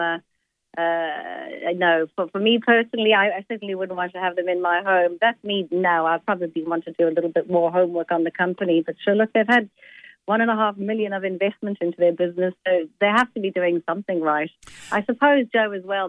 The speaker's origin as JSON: {"language": "English", "country": "South Africa", "tie": "born or raised there", "first_language": "Italian", "second_language": "English", "said": "I was born in South Africa, but my mother and father are Italian. I spoke Italian before I spoke uh, English"}